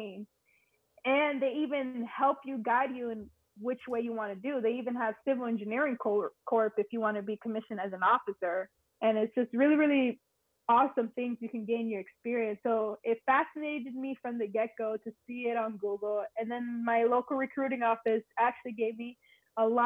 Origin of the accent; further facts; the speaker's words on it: Miami, Florida, United States; also born or lived in Puerto Rico; I'm actually born and raised in Miami, Florida, but all my family is from Puerto Rico, so I'm Puerto Rican. I had some time moving back and forth from Miami and PR